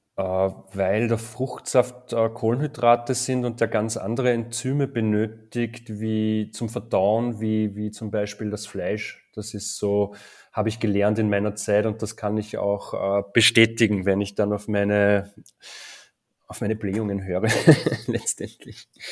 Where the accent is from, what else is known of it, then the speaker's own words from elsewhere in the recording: Linz, Upper Austria, Austria; in Österreich, in Oberösterreich zu sein und da gibt es halt rund um meine Heimatstadt Linz sehr viele Bauern